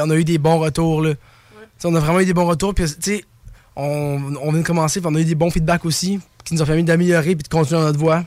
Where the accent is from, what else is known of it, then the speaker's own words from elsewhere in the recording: Baie-Saint-Paul, Quebec, Canada; on vient de Baie-Saint-Paul